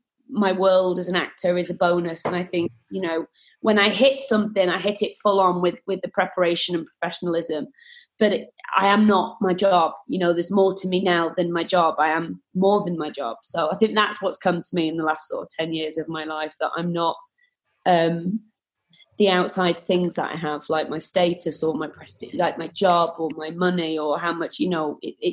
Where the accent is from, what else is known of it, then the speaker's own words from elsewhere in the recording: Oldham, North West England, United Kingdom; also born or lived in Manchester; I am from Oldham, but from the age of 15, I was in Manchester.